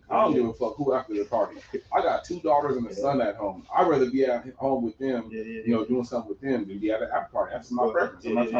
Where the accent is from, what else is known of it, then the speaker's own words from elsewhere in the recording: Pomona, California, United States; also born or lived in Gardena, California; I rep my city. My city's real small. I'm from Pomona.